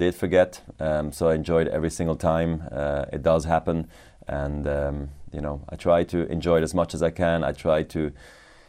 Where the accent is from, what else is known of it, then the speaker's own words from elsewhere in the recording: Basel, Basel-Stadt, Switzerland; I also became a ball boy in my hometown tournament in Basel.